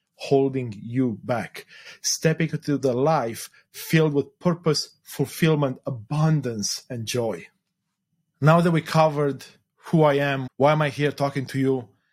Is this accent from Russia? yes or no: no; Romania; moved away; I was born in Eastern Europe, in Romania specifically during the communist era